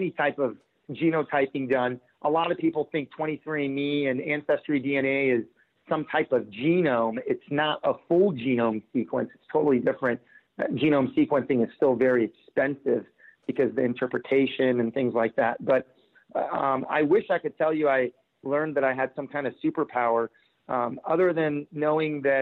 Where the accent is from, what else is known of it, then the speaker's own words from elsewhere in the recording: San Diego, California, United States; growing up in San Diego